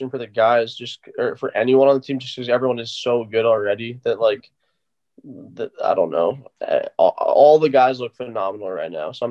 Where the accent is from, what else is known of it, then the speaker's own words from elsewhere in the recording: Colorado, United States; we all say like, yeah, we we grew up in Colorado. We're from Colorado.